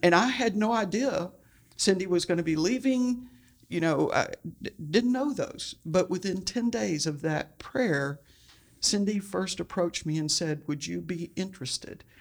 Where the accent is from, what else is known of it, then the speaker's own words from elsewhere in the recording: Houston, Texas, United States; I, uh, was born and raised in Houston, Texas